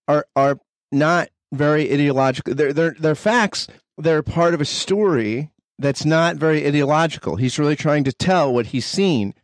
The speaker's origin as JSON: {"language": "English", "country": "United States", "said": "as an American"}